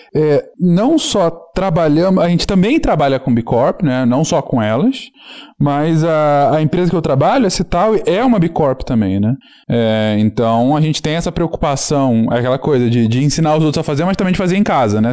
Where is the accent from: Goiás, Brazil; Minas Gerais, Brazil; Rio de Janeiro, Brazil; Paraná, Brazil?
Rio de Janeiro, Brazil; Teresópolis; moved away as an adult; also born or lived in São Paulo; eu cresci aqui, né, em Teresópolis